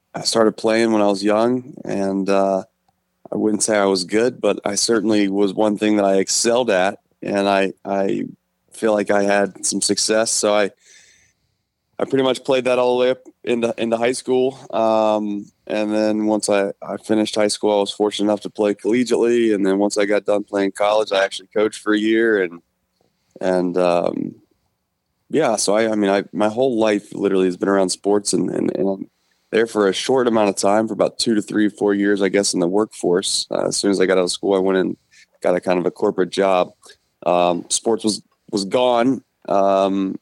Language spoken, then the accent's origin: English; Hamilton, Ohio, United States; I'm actually from Hamilton, right down in near Cincinnati. And essentially was born and raised there, graduated from Hamilton High